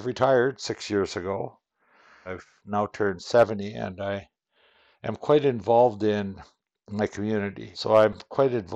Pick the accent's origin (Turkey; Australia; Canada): Canada; Qu'Appelle Valley, Saskatchewan; I'm from Saskatchewan. I'm in the southern area of Saskatchewan, in an area known as the Qu'Appelle Valley.